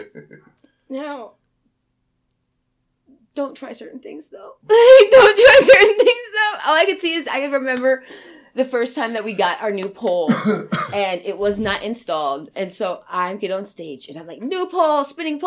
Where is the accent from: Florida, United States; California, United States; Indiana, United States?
Indiana, United States; South Bend; I grew up around Notre Dame